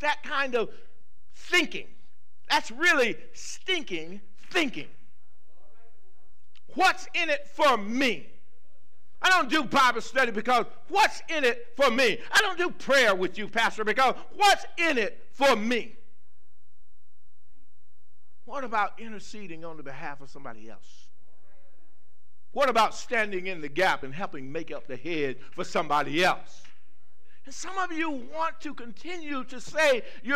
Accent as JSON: {"language": "English", "region": "the South", "country": "United States", "tie": "born or raised there", "said": "I grew up in the South. I grew up in a little small town"}